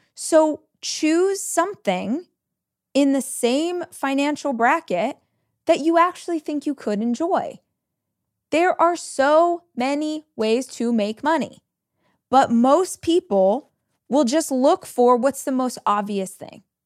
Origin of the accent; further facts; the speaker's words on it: Southern California, United States; moved away as an adult; now in Austin, United States; I moved from Southern California, where I had lived my entire life, to Austin, Texas.